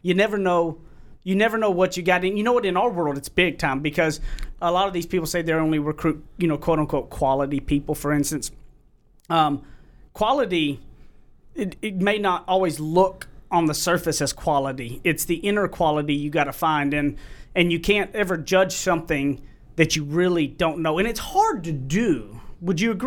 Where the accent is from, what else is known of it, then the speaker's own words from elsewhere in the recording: East Texas, United States; I'm from East Texas